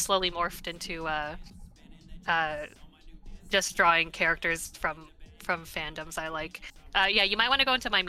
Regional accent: Mississauga, Ontario, Canada; I was, I was born here. My parents were not, but I was born in Mississauga, Ontario.

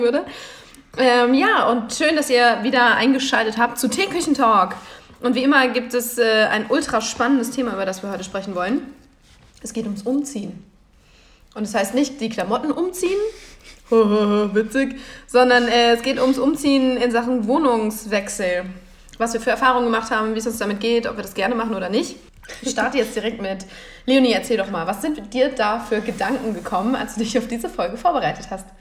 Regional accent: Lich, Hesse, Germany; moved away as an adult; also born or lived in Lahn-Dill-Kreis near Wetzlar / Aachen / Mainz; nach Lich, wo ich dann aufgewachsen bin

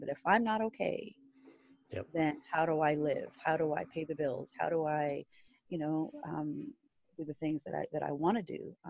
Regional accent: Canada; I said, I'm Canadian. Yeah, but where is your mom from? She's from Canada.

